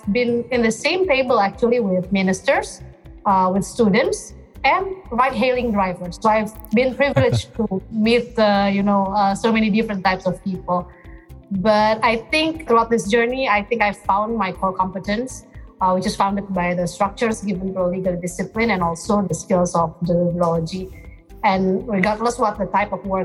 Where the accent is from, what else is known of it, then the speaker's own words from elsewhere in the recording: Jakarta, Indonesia; from Jakarta, Indonesia.